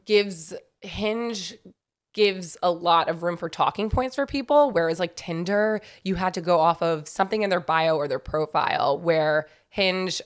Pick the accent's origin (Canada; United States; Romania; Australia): United States; New York; also born or lived in Raleigh, North Carolina; I grew up in New York, and then I went to school in North Carolina